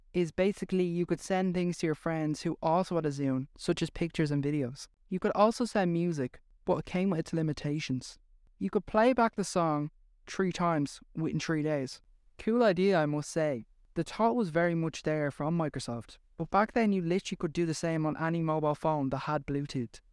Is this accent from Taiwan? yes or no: no; Ireland; accent: Irish; Well, I am Irish